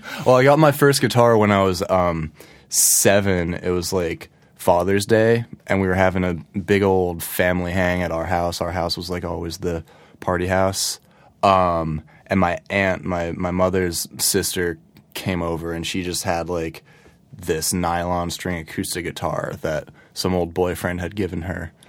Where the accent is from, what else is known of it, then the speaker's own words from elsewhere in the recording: Ridgefield, Connecticut, United States; moved away; I grew up in Ridgefield, which is in Fairfield County